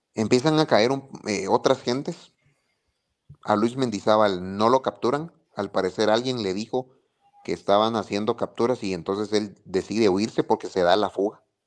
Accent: Guatemala; de lo que hemos vivido como guatemaltecos

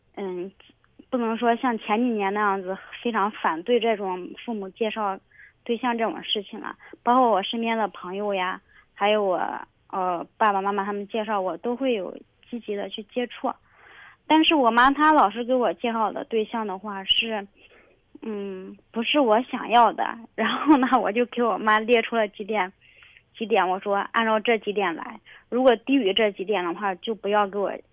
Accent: Shaanxi, China; 我是陕西人嘛

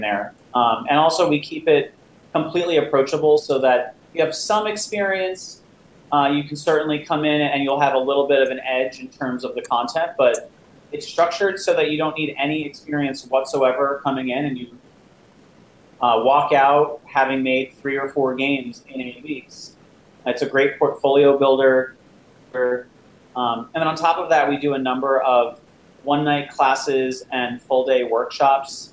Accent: New Jersey, United States; moved away as an adult; now in New York City, United States; I'm from this area originally. I grew up in New Jersey. Uh, moved to New York when I was uh, going to college at NYU uh, for undergrad

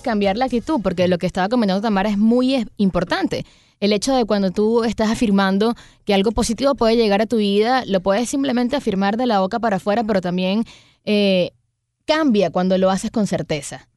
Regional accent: Venezuela; now in United States; nosotros los venezolanos

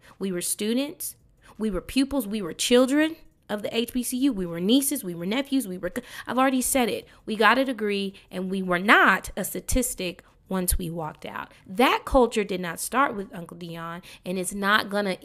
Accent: Dallas, Texas, United States; I'm from Dallas, Texas, Oak Cliff to be exact, Westmoreland, G Lane. I grew up in the Park Village Apartments

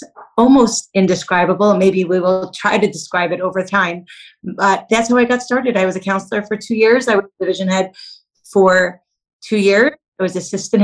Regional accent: Detroit, Michigan, United States; I grew up in Detroit, Michigan, and so I'm a Midwest girl

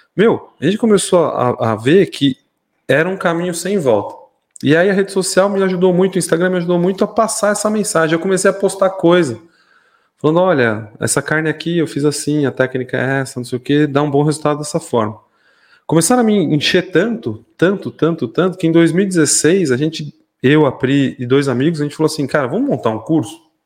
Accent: São Paulo, Brazil; moved away as an adult; now in Mairinque, Brazil; eu sou nascido, criado em São Paulo, é, ali no bairro da Lapa.

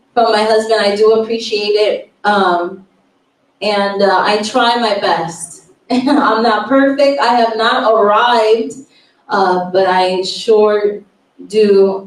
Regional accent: Chicago, Illinois, United States; moved away; we are originally from Chicago, Illinois. We come from the windy, cold city of Chicago, Illinois

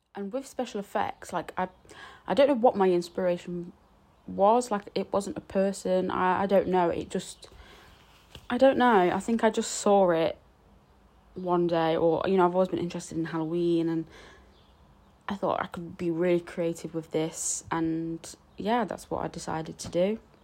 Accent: Nottingham, East Midlands, United Kingdom; I'm from Nottingham

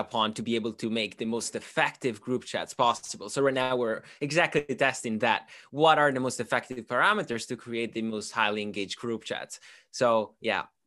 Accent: Italy; moved away as an adult; now in United Kingdom; I'm originally from, uh, Italy, but I'm half Swiss, half Italian.

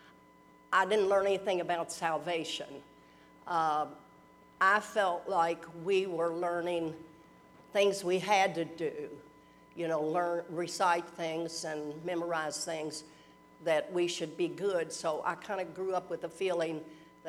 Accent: Louisville, Kentucky, United States; I was born and grew up in Louisville

